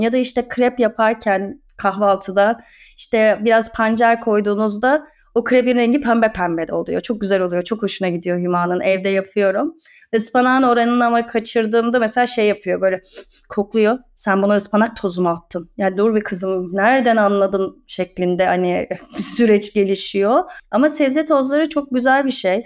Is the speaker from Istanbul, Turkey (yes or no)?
yes; Istanbul, Turkey; moved away as an adult; now in Erdek, Turkey; İstanbul Beylerbeyi doğumluyum ben. Boğaz çocuğuyum